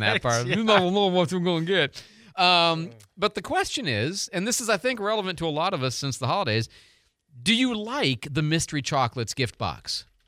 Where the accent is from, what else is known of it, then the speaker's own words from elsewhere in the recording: Pontiac, Michigan, United States; now in Pensacola, United States; I was born in the Detroit area, Pontiac actually, and so I was raised as a Pistons, Tigers, Red Wings, and Lions